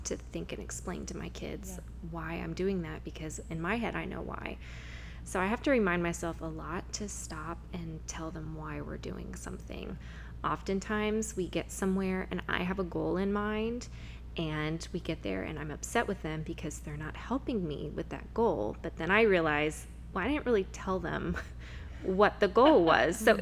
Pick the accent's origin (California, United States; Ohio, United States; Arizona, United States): California, United States; Huntington Beach; I grew up in Huntington Beach, so it's really fun to get to be doing ministry and living life there and raising my kids in the same place that I was raised